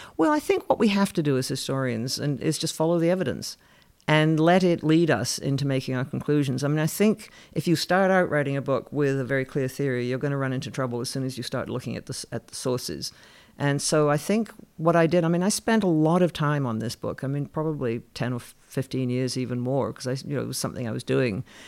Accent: Canada; I grew up in Canada

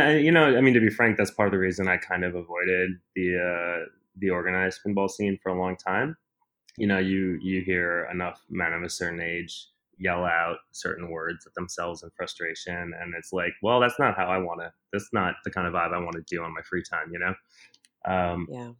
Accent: Milwaukee, Wisconsin, United States; now in New York City, United States; where I grew up in Milwaukee, there was a queer youth drop-in center

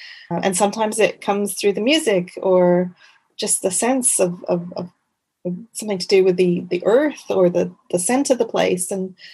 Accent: Quebec, Canada; accent: part Canadian; also born or lived in Wimbledon, London, United Kingdom / just outside London; now in United Kingdom; I was born in the UK in Wimbledon, in London. I grew up in Canada, in Quebec

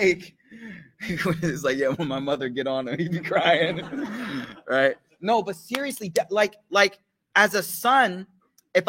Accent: United States; as an American young man

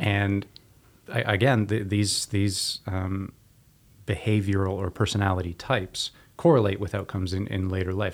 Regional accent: Waterloo, Ontario, Canada; W L U, my hometown

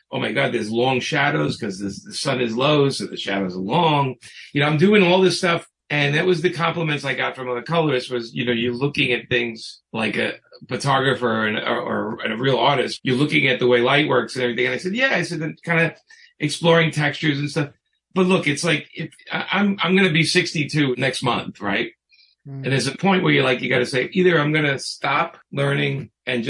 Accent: New York, United States; I grew up with Trump in New York

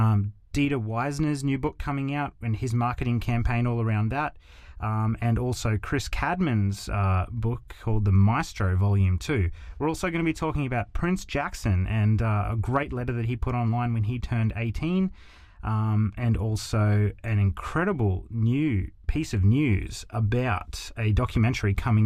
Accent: Australia; I'm an Australian … fan.

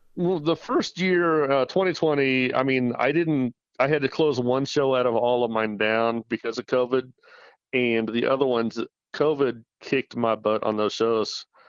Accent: Salina, Kansas, United States; now in Colorado Springs, United States; my hometown of Salina, Kansas

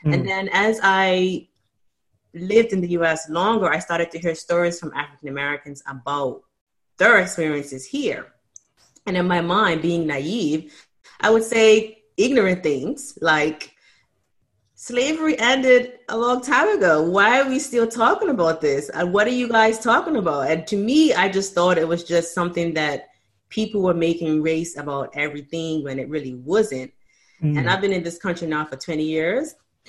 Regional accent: Bermuda; I grew up in Bermuda and it just mostly everyone in Bermuda is Black.

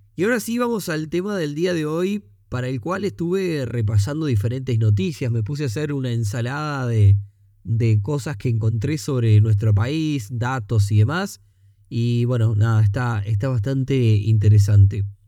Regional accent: Uruguay; los costos que tenemos para producir aquí en Uruguay

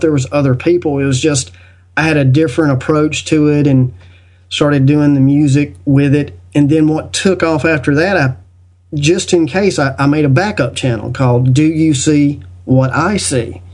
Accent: United States; I was born in the United States

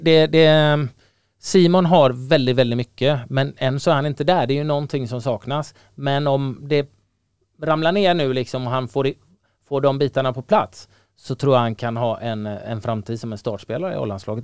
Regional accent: Gothenburg, Västra Götaland, Sweden; när jag växte upp i Göteborg

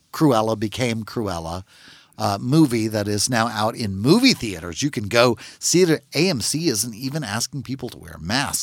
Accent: Natchitoches, Louisiana, United States; I'm from Natchitoches, Louisiana. It's a very small town

